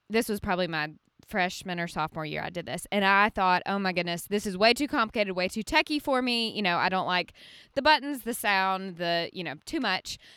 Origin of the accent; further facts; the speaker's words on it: Birmingham, Alabama, United States; now in Franklin, United States; I love Birmingham. I'm from there too